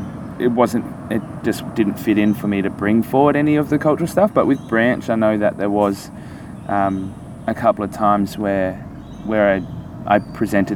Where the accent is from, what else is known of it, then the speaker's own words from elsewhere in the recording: Queensland, Australia; I'm a Queenslander